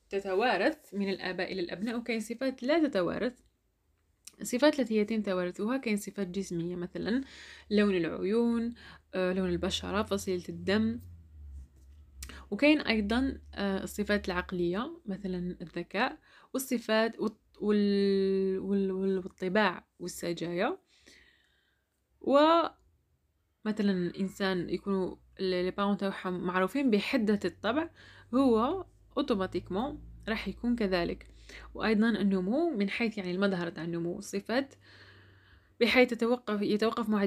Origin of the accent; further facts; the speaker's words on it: Algeria; جاو إلى الجزائر ومن بعدها أنا كنت وليت هما بما أنهم ما يفهموش لهجتنا